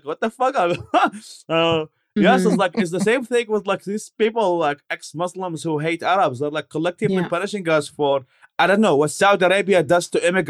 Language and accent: English; Baghdad, Baghdad Governorate, Iraq; English is a second language; moved away; also born or lived in Babylon / New York; I'm from Iraq. I was born in Babylon and then raised in Baghdad.